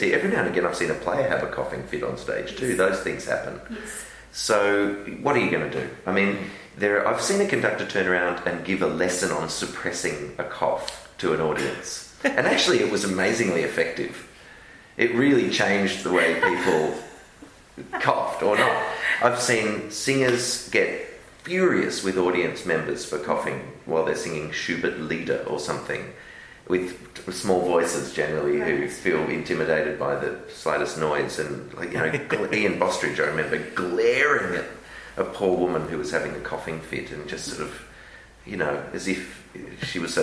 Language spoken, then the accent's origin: English; Melbourne, Victoria, Australia; moved away; also born or lived in London; growing up in Melbourne